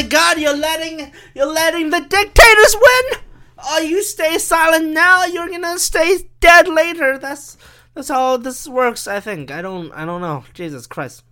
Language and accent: English; China; I'm from China